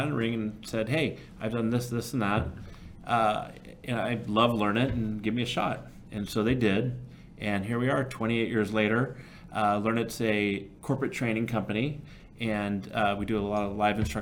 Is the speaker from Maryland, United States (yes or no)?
no; Burlingame, California, United States; now in Sausalito, United States; I grew up in the San Francisco Bay Area in a town called Burlingame